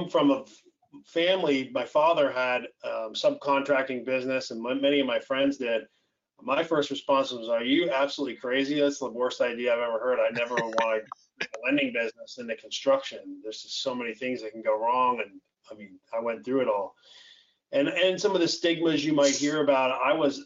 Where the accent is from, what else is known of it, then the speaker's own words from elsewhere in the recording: upstate New York, United States; moved away as an adult; now in Florida, United States; I'm from upstate New York, grew up in what I call normal